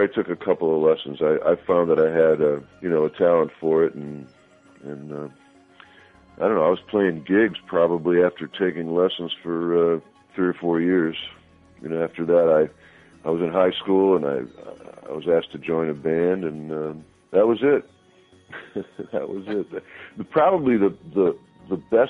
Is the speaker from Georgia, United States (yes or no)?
no; Chicago, Illinois, United States; accent: Chicago; I grew up in Chicago